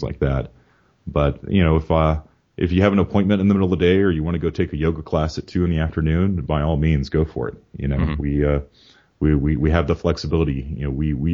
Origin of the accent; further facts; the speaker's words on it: Georgia, United States; moved away as an adult; now in Virginia, United States; I grew up in Georgia